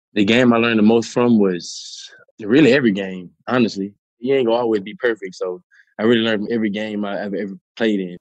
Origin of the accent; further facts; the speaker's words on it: New Orleans, Louisiana, United States; I'm from New Orleans